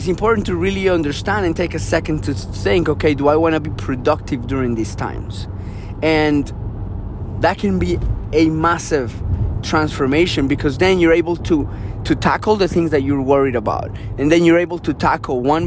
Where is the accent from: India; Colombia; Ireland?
Colombia; moved away; I grew up in Colombia.